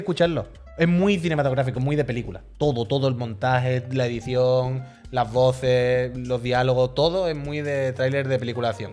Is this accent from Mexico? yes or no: no; Cádiz, Andalusia, Spain; soy de Cádiz